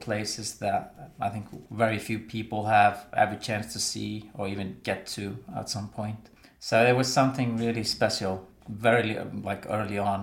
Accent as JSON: {"language": "English", "region": "Westfjords", "country": "Iceland", "tie": "born or raised there", "said": "I grew up in the Vestfjords in Iceland"}